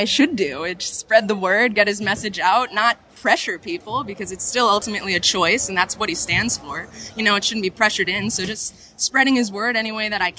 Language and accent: English; Roanoke, Virginia, United States; Virginia. Roanoke, Virginia.